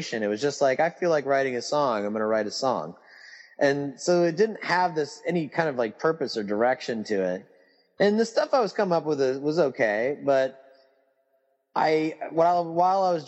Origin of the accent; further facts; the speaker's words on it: Texas, United States; when I was growing up in Texas